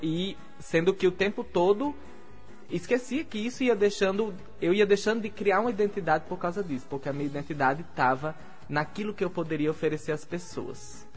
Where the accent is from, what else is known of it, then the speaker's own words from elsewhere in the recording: Natal, Rio Grande do Norte, Brazil; eu sou de Natal, eu falo de Natal torto e adoidado